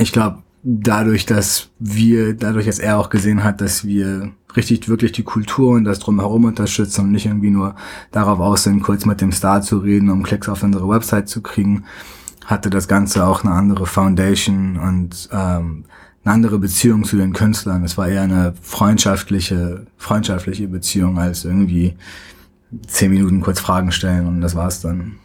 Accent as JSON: {"language": "German", "region": "Hamburg", "country": "Germany", "tie": "born or raised there", "also_born_or_lived": "Tehran, Iran", "moved": "as an adult", "lives_now": "United States"}